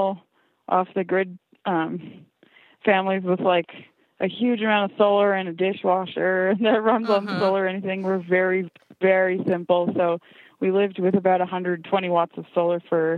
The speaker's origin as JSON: {"language": "English", "region": "Ontario", "country": "Canada", "also_born_or_lived": "Saskatchewan", "moved": "yes", "lives_now": "British Columbia, Canada", "said": "I'm actually from Ontario originally, in a big city."}